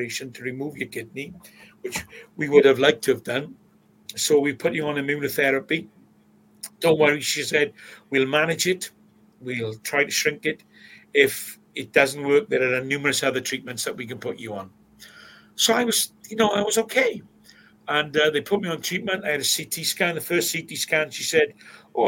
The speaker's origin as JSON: {"language": "English", "town": "Swansea", "region": "Wales", "country": "United Kingdom", "tie": "born or raised there", "said": "I grew up in Plas Mall"}